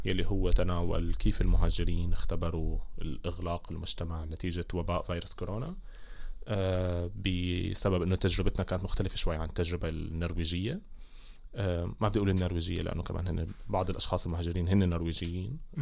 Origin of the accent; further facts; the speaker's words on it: Damascus, Damascus Governorate, Syria; moved away as an adult; now in Bergen, Norway; خلقت وترعرعت آه، في سوريا في دمشق